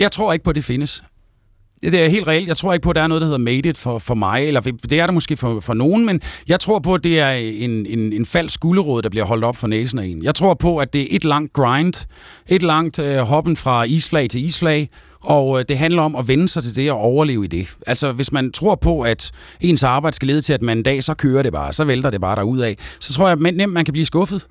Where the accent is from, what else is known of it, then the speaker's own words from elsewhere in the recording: Aalborg, North Denmark Region, Denmark; nu er jeg jo fra Aalborg